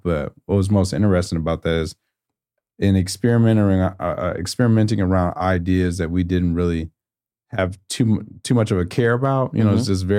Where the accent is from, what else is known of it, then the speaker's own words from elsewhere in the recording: Houston, Texas, United States; I was a DJ for a faith-based organization that was spinning out of the church that I grew up in Houston